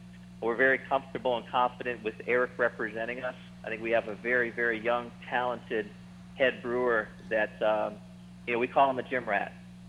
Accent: Cleveland, Ohio, United States; also born or lived in Pittsburgh, Pennsylvania; I'm from Cleveland.

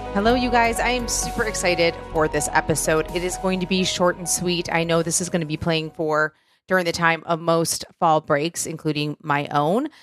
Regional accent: Michigan, United States; moved away; I'm from Michigan

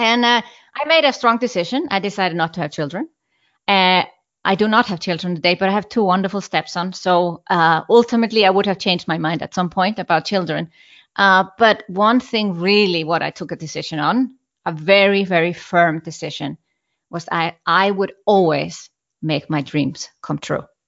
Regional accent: Iceland; moved away; I'm from Iceland

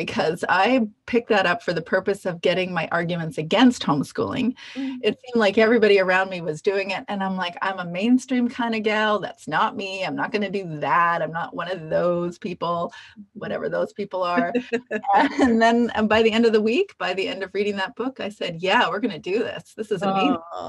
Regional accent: Canada; Ironically, American history was a big one as a Canadian.

